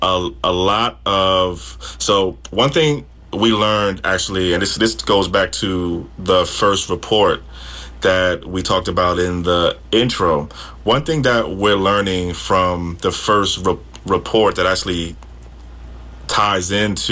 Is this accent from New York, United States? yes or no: yes; New York City, New York, United States; moved away as an adult; now in California, United States; I'm originally from New York City, and I've been in California since 2015